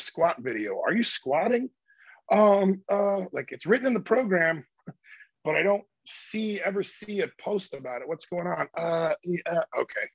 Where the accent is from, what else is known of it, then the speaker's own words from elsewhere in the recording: Iowa, United States; moved away; my hometown back in Iowa